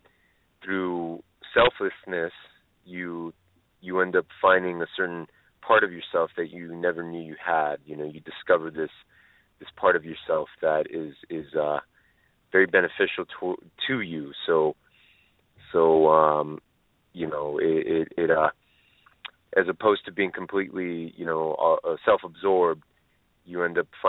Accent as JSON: {"language": "English", "town": "Los Angeles", "region": "California", "country": "United States", "tie": "born or raised there", "said": "I was born in Los Angeles, but my family is from a small"}